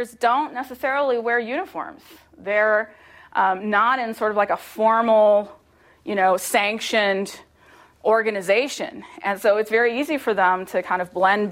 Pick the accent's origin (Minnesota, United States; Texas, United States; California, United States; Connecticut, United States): Texas, United States; now in Utah, United States; my home state of Texas